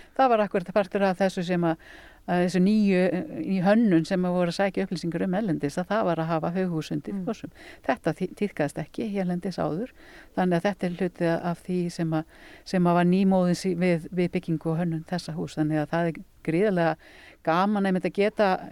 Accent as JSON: {"language": "Icelandic", "area": "Hvanneyri area, Borgarfjörður", "region": "Western Region", "country": "Iceland", "tie": "born or raised there", "said": "ég er búndi á næsta bæ, Össu, er þar með smá fjárpústikap og fætt þar upp alinn"}